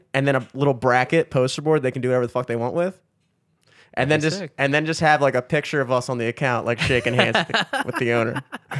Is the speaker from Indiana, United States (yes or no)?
no; Maryland, United States; now in Canton, United States; I grew up in Carroll County and I live in Canton, so fuck the county.